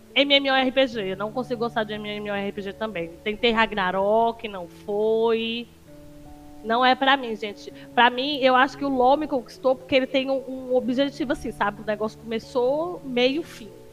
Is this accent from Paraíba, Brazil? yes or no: yes; João Pessoa, Paraíba, Brazil; eu sou de João Pessoa, Paraíba